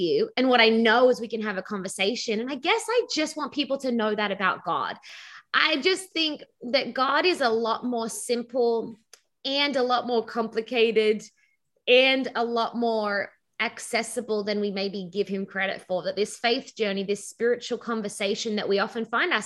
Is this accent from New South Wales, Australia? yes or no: yes; Sydney, New South Wales, Australia; accent: Australian; moved away as an adult; now in Southern California, United States; I was born in Australia and grew up in Sydney, Australia as a pastor's kid